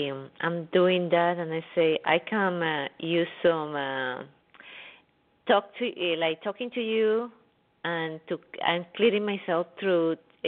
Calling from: New York, United States; … from New York.

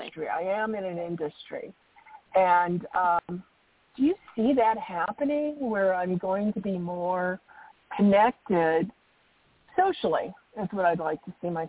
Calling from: Arizona, United States; from Arizona.

